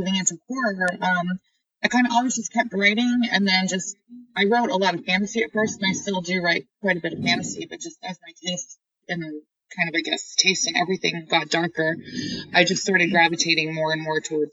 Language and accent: English; Maine, United States; I grew up in Maine